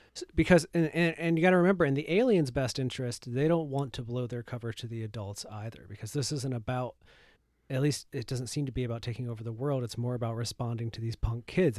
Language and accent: English; Michigan, United States; I'm from Michigan. We have a lot of cornfields here, too